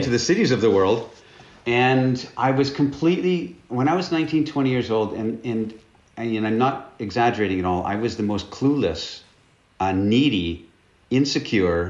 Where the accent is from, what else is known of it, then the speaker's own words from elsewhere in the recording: northern British Columbia, Canada; moved away as an adult; now in Romania; I'm Canadian, and I grew up in the north, in northern British Columbia, in Canada, basically in the wilderness